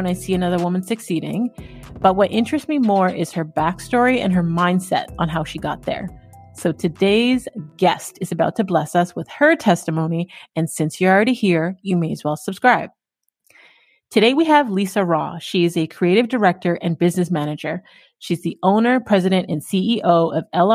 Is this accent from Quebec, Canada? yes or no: no; Toronto, Ontario, Canada; also born or lived in Durham Region, Ontario; born and raised in Scarborough